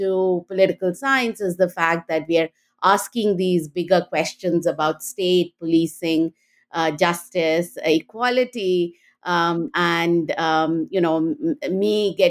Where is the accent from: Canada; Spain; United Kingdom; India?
India; moved away as an adult; also born or lived in Delhi; now in United States; I grew up in India and went to Delhi University